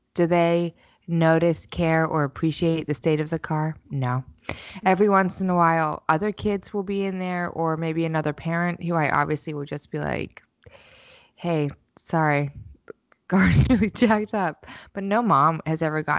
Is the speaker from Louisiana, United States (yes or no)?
no; New York City, New York, United States; as a New Yorker